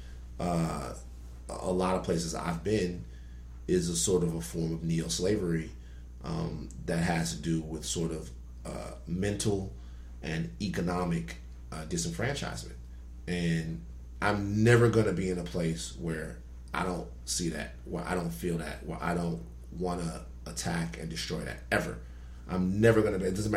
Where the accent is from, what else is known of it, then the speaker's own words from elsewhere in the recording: Baton Rouge, Louisiana, United States; moved away as an adult; now in Los Angeles, United States; I'm from the South, like the real South